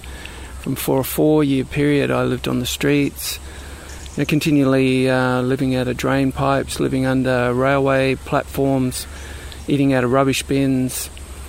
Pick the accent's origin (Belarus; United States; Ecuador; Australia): Australia; Brisbane, Queensland; now in Sunshine Coast, Australia; I grew up in Brisbane, which is a little bit further south and a little bit further inland.